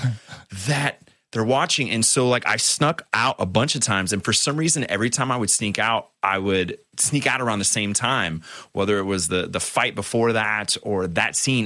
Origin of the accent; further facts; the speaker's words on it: San Diego, California, United States; I was growing up in San Diego